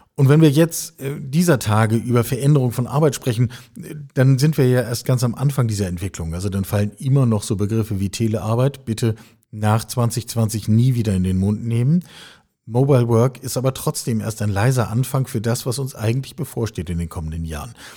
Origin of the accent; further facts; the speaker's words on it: West Germany, Germany; ich bin Jahrgang achtundsechzig, äh, in der Republik West aufgewachsen